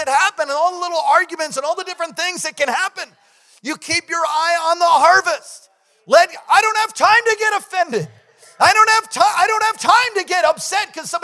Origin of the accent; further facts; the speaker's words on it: United States; as an American